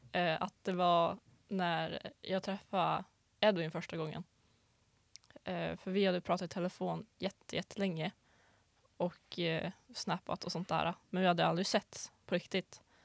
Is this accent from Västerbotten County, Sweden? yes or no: yes; Gullmark, Västerbotten County, Sweden; kommer från eh, en liten by utanför den lilla byn Bygdeå mm. som är utanför staden Umeå. Eh, och min by då heter Gullmark